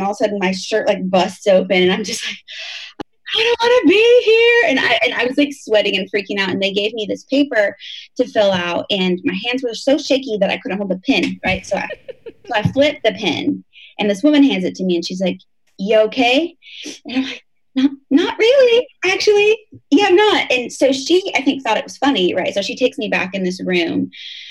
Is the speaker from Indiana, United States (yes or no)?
yes; Indiana, United States; moved away as an adult; now in Raleigh, United States; I was born and raised in Indiana